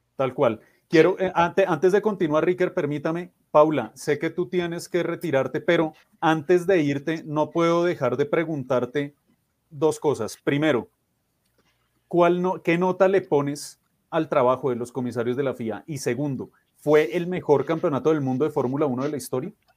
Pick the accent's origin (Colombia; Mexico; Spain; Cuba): Colombia; sobre todo como colombianos